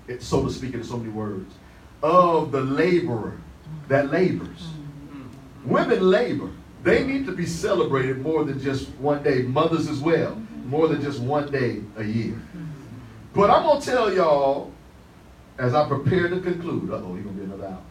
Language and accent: English; Detroit, Michigan, United States; when I was growing up in Detroit